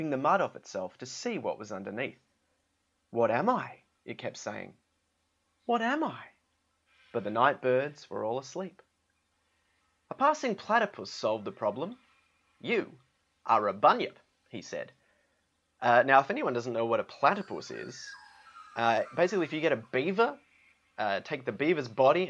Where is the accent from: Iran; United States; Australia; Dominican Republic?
Australia; I am from Australia